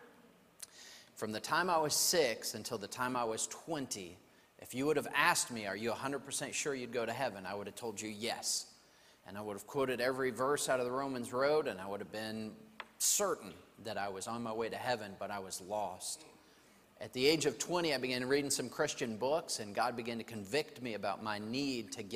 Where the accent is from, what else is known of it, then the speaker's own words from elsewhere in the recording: New Mexico, United States; also born or lived in Santa Fe, New Mexico / Albuquerque, New Mexico; I'm from New Mexico, and I grew up there. I was born in Santa Fe, grew up in New Mexico